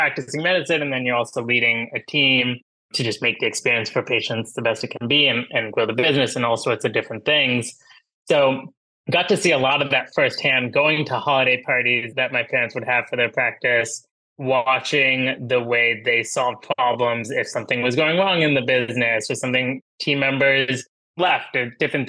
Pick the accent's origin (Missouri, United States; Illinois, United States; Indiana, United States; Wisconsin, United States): Indiana, United States; Munster; So I grew up in a bit of a funky spot in Northwest Indiana called Munster, a small town